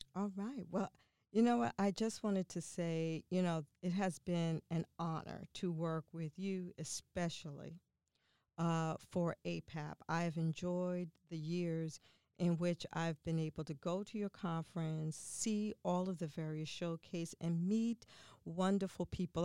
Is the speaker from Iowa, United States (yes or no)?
no; New York City, New York, United States; I grew up in the Bronx